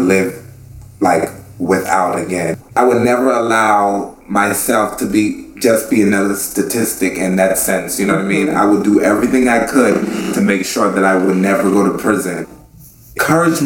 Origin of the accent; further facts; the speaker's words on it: Freeport, Grand Bahama, Bahamas; also born or lived in Paterson, New Jersey; now in Brooklyn, United States; I'm originally from the Bahamas. I was born in Freeport, Grand Bahama, and I moved to the United States with my mom in 96.